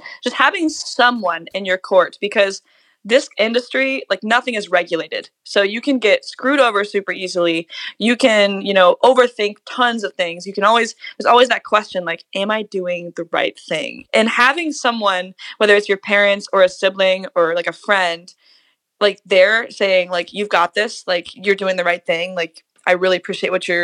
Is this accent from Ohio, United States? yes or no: yes; Cincinnati, Ohio, United States; once we left Ohio, like left Cincinnati, and I played my first out of town gig